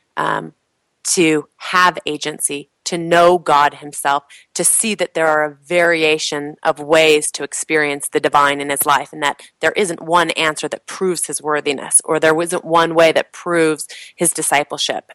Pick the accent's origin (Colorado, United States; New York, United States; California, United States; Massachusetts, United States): California, United States; moved away; also born or lived in Provo, Utah / Chicago; I grew up in California